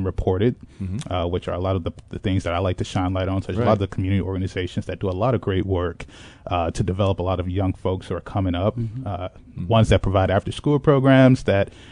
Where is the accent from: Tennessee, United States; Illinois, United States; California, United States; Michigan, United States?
Illinois, United States; Chicago; I grew up in Inglewood, which is on the south side of Chicago